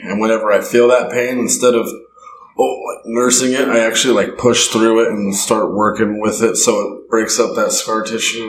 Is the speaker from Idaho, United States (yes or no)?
yes; Bear Lake, Idaho, United States; also born or lived in Logan, Utah / Preston, Idaho; I was uh, yeah born in uh, Logan, Utah, and raised in Bear Lake, Idaho.